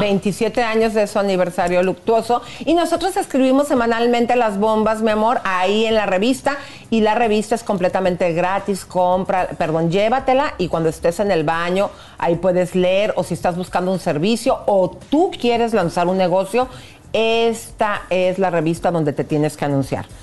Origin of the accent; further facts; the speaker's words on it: Mexico; nosotros en México